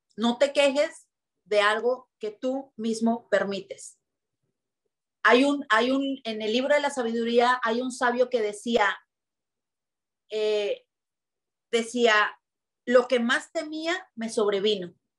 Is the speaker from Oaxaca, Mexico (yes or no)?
no; Tijuana, Baja California, Mexico; es que ¿por qué nacimos en Tijuana? Es que ¿por qué somos de aquí?